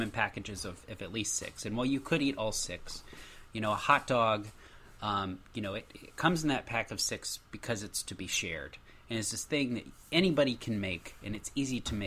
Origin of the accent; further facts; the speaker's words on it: United States; I am clearly American